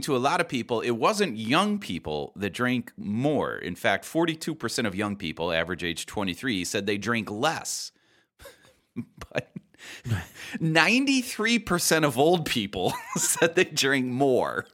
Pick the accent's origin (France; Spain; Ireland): Ireland; as an Irish person